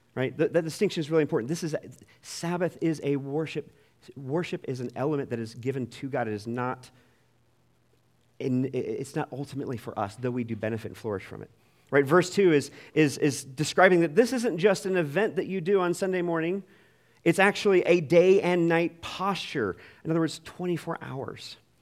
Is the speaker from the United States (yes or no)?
yes; United States; as American twenty-first century Christians